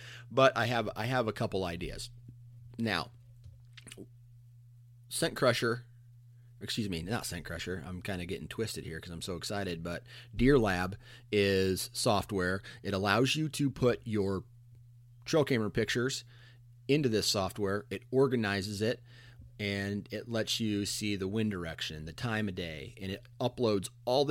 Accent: Iowa, United States; I'm from Iowa. I'm in the eastern side of the state

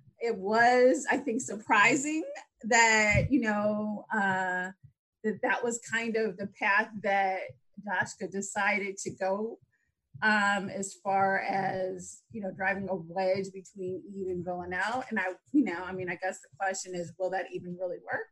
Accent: Chicago, Illinois, United States; my hometown, Chicago

